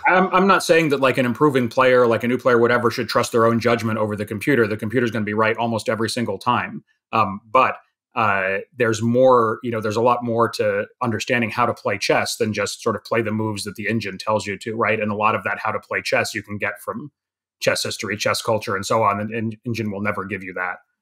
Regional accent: New York, United States; I was from New York

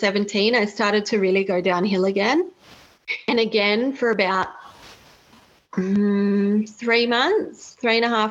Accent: Australia; we travelled the 6 hours from Sydney back to my hometown

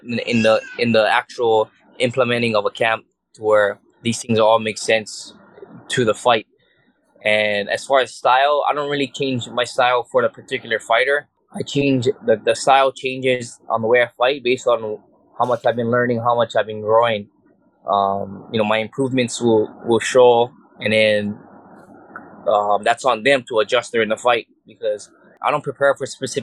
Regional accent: Hawaii, United States; I'm a wrestler, boxer from Hawaii.

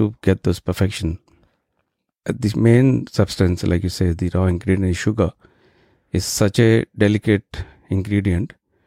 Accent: Delhi, India; now in Canberra, Australia; I grew up in Delhi

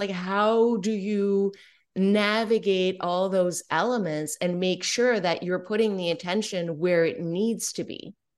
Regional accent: Canada; I'm French Canadian

